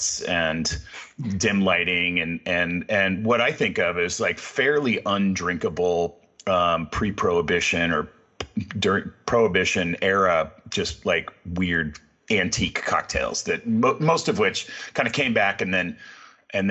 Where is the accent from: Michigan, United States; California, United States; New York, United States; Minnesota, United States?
California, United States; I grew up in California